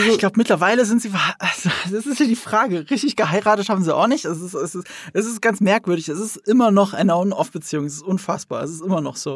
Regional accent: Rhineland-Palatinate, Germany; moved away; also born or lived in Munich; Ich komme aber aus Rheinland-Pfalz. Aus, und das ist schon ein sehr ländliches Bundesland. Und ich komme auch vom Land. Ich bin äh, in dieser bäuerlichen Umgebung aufgewachsen.

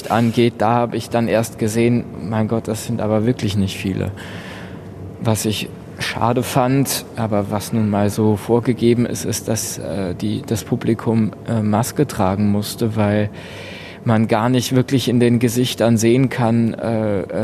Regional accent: Lower Austria, Austria; Ich komme, äh, ich bin südlich von Wien auf dem Land aufgewachsen in einem kleinen Dorf in Niederösterreich. Das, das ist das Bundesland um Wien herum.

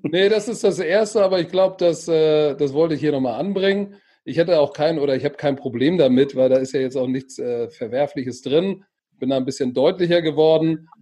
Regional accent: Hamburg, Germany; ich bin Deutscher und Hamburger und zwar durch und durch

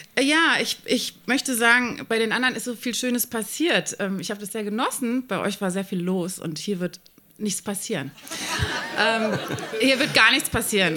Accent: Hennef, North Rhine-Westphalia, Germany; Mein Heimatort Rott

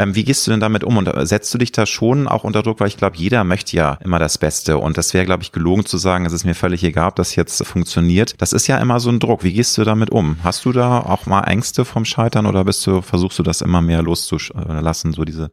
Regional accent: Hamburg, Germany; ich bin ja Deutscher und ich bin Hamburger, ich liebe auch meine Heimatstadt

